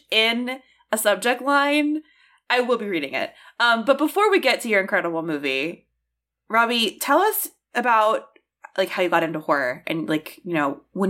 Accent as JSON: {"language": "English", "region": "Maryland", "country": "United States", "tie": "born or raised there"}